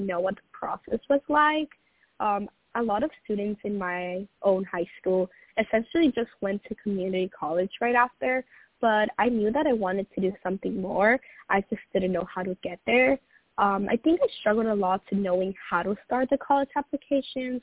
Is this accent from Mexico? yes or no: yes; Tijuana, Baja California, Mexico; moved away as an adult; also born or lived in San Diego, California; now in New Hampshire, United States; I grew up originally down in Tijuana, Mexico, but I attended school in San Diego, California